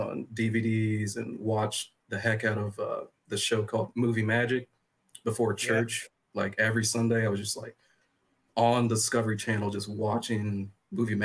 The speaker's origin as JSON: {"language": "English", "region": "Illinois", "country": "United States", "tie": "born or raised there", "said": "I was born and raised in Illinois back in 87"}